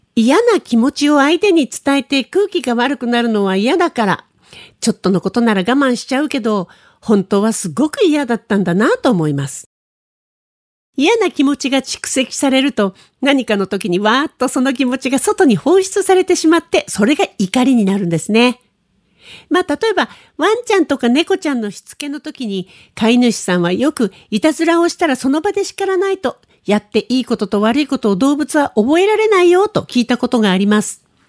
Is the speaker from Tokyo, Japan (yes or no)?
yes; Tokyo, Japan; moved away as an adult; also born or lived in Shonan, Kanagawa; 東京生まれの私ですけどね、私は24歳まで東京にいて、それからはずっと海のある湘南暮らしをしていました